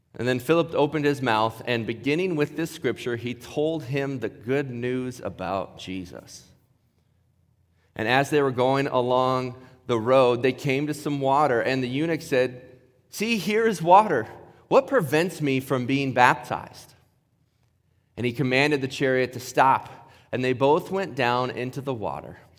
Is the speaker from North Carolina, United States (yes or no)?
no; Ohio, United States; moved away; growing up in Ohio